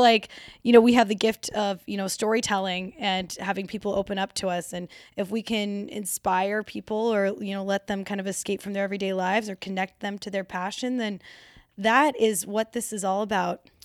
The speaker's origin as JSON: {"language": "English", "region": "Colorado", "country": "United States", "tie": "born or raised there", "said": "Born and raised in Colorado"}